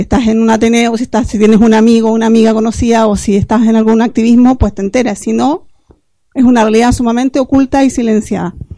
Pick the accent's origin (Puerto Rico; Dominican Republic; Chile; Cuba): Chile; moved away as an adult; now in L'Hospitalet de Llobregat, Spain; soy chilena, ya les he dicho un poco de donde hablo también. Eh, me vine hace 14 años a, Hospitalet a vivir